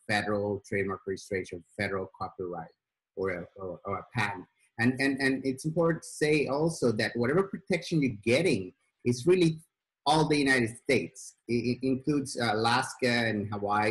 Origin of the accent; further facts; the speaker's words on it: Sweden; moved away; I grew up in Sweden